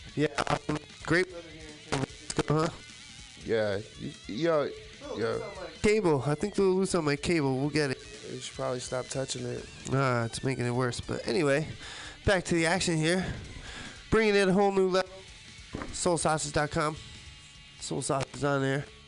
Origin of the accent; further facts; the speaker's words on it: New York City, New York, United States; Born and raised in New York City, everyone thought I was from California.